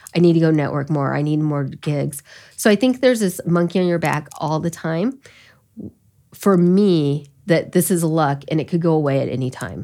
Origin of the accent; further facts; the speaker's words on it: Elkhart County, Indiana, United States; also born or lived in Korea; I grew up in Elkhart County